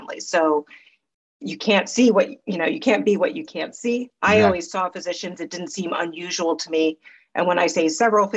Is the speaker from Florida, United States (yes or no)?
no; New York, United States; also born or lived in Queens, New York / Long Island, New York / Los Angeles; So I grew up here in New York. First 10 years of my life, I lived out in Queens and then came to Long Island until I left for college.